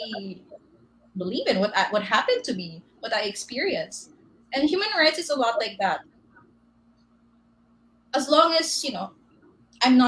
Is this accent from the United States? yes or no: no; Davao City, Davao Region, Philippines; moved away; I'm actually from Davao